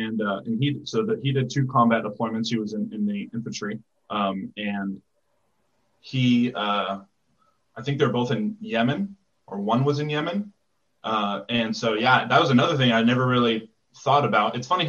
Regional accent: Fort Lewis, Washington, United States; So I grew up in Washington on Fort Lewis, and my dad was in the infantry

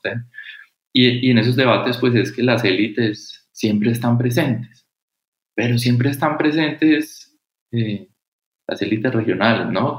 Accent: Cali, Valle del Cauca, Colombia; yo soy caleño, de, padres argentinos

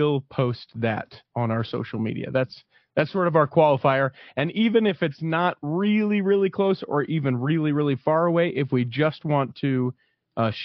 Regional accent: Salt Lake City, Utah, United States; also born or lived in Cleveland, Ohio / Chicago, Illinois / Taylorsville, Utah; Born and raised in Salt Lake City, Utah

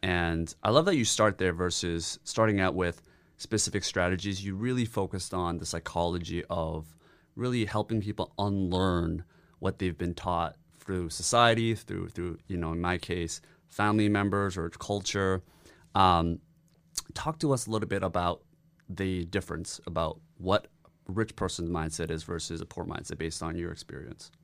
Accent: South Korea; now in Canada; my dad, we grew up in Korea

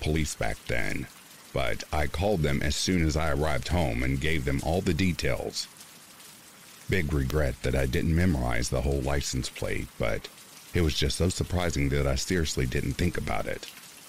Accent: Orange County, California, United States; I grew up in Orange County, California.

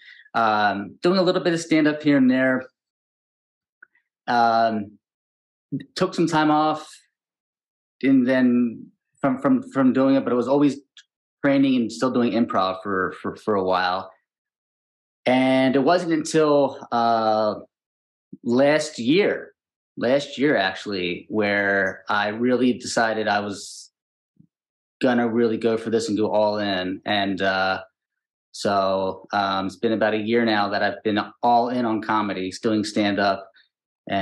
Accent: Pikesville, Maryland, United States; moved away as an adult; also born or lived in Baltimore, Maryland; now in Los Angeles, United States; I'm from Pikesville originally

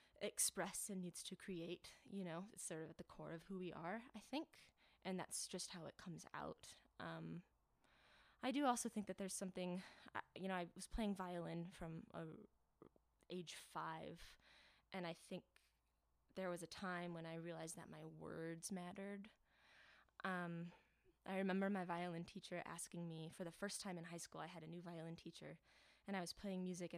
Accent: Hastings, Michigan, United States; moved away as an adult; now in Denver, United States; I am from Hastings, Michigan. So that's where I've been my whole life, and I moved out to Denver to be with my wife

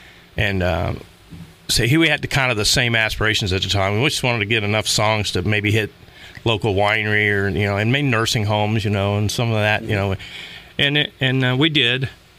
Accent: Bunker Hill, United States; Yes, I was from Bunker Hill.

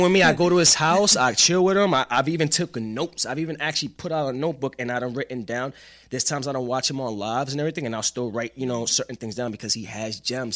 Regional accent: New York City, New York, United States; moved away as an adult; now in Atlanta, United States; I am from Staten Island

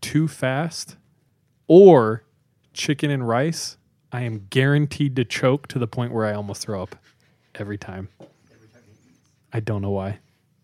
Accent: California, United States; And even though I didn't grow up in LA, I grew up in the Valley in California.

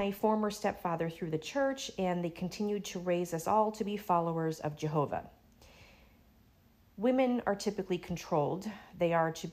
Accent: Syracuse, New York, United States; moved away as an adult; now in Florida, United States; I was born in 1977 in Syracuse, New York.

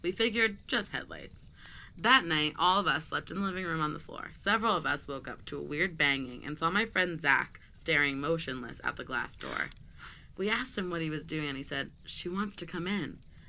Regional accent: Seattle, Washington, United States; He knew I was originally from Seattle.

